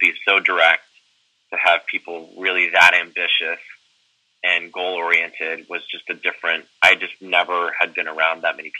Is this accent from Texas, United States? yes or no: yes; Southeast Texas, United States; moved away as an adult; now in New York, United States; I grew up in Southeast Texas.